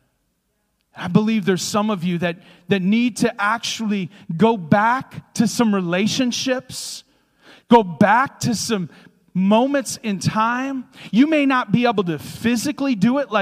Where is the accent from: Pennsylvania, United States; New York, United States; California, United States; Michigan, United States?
Michigan, United States; the Thumb of; where I grew up in the Thumb of Michigan.